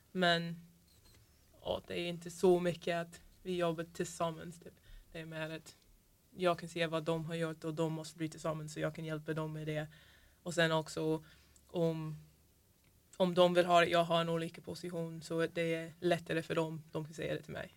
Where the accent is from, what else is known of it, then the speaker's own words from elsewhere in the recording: Florida, United States; Swedish is a second language; moved away as an adult; also born or lived in Linköping, Sweden / Sunne, Sweden; now in Sweden; Jag är från Florida.